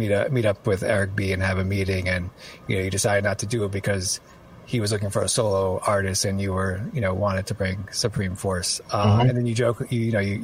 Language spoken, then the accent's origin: English; New York City, New York, United States; I was born in 79. I grew up in New York City.